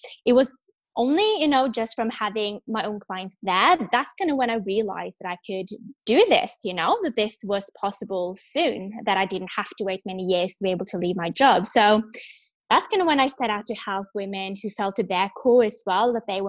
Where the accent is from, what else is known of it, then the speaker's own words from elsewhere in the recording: Norway; moved away as an adult; also born or lived in London; I am from Norway, born and raised